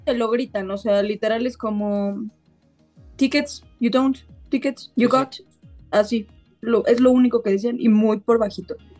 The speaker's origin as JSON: {"language": "Spanish", "country": "Mexico", "said": "los mexicanos"}